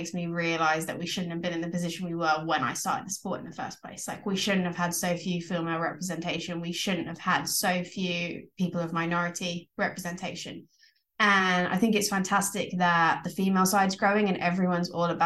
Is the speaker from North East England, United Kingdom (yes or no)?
no; Essex, East of England, United Kingdom; I grew up in Essex.